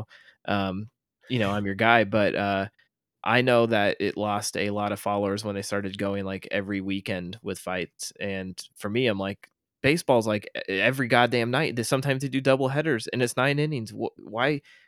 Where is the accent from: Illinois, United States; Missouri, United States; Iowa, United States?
Iowa, United States; we're from Iowa